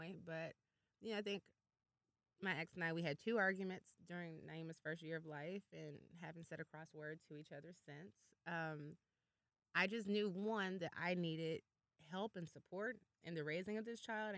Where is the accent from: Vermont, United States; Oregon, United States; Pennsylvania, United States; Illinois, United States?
Illinois, United States; Chicago; moved away; we're both from Chicago and met out here